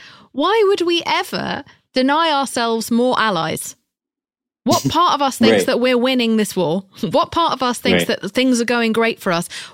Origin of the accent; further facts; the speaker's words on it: United Kingdom; I'm British